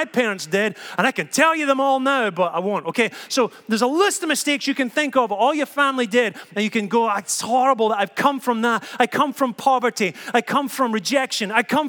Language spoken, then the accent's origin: English; Scotland, United Kingdom; I've been so proud that I'm Scottish. Look at the way I am. Look at what I've come from. Look at the way I talk.